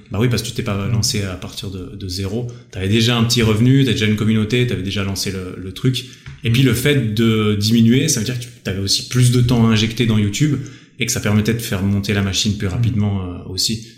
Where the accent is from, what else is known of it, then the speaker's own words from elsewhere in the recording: Switzerland; je viens de Suisse